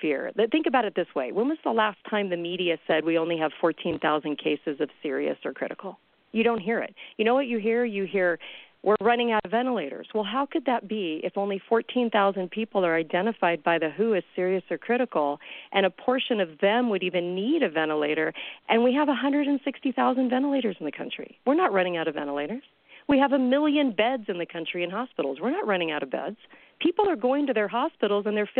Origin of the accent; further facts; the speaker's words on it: California, United States; I'm from California